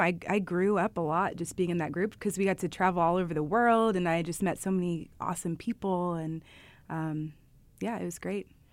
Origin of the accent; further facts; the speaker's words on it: Indianapolis, Indiana, United States; now in Chicago, United States; From Chicago, but my hometown's Indianapolis, so I love this place. I'm a Hoosier at heart forever.